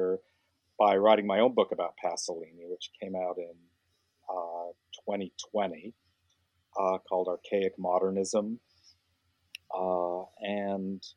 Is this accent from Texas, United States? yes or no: no; Salt Lake City, Utah, United States; I grew up in Salt Lake City, Utah